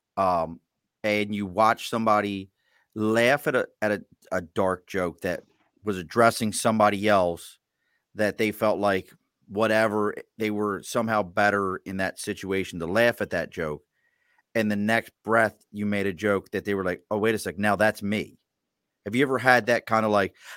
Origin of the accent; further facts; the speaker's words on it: Baltimore, Maryland, United States; when I was a kid, you always, especially in Baltimore, this was a thing.